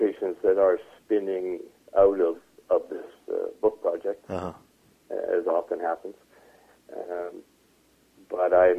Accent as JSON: {"language": "English", "country": "Canada", "said": "as a Canadian"}